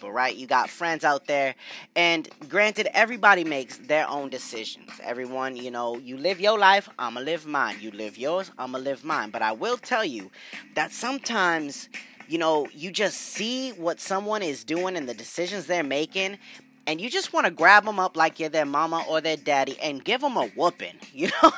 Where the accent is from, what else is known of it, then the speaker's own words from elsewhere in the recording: New England, United States; growing up in New England